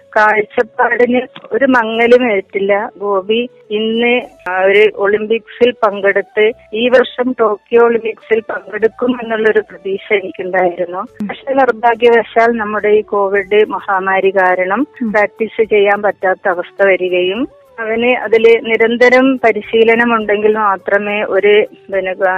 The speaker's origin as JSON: {"language": "Malayalam", "town": "Vadakara", "region": "Kerala", "country": "India", "tie": "born or raised there", "said": "ഞാൻ വടകരയാണ് എന്റെ വീട്"}